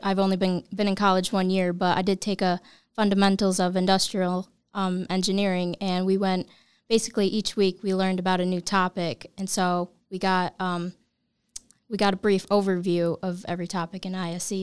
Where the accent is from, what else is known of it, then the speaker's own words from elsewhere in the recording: Bainbridge, New York, United States; I'm a local. I'm from Bainbridge, New